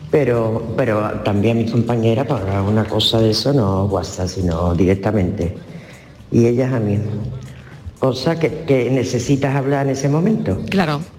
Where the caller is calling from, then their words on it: Seville, Andalusia, Spain; Así que nada, Buenas tardes, muchos besitos. … de Sevilla.